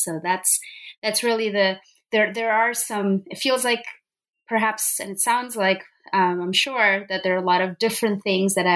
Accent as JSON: {"language": "English", "region": "Punjab", "country": "India", "tie": "born or raised there", "moved": "yes", "said": "I grew up in Punjab as a young woman and as a young Sikh girl"}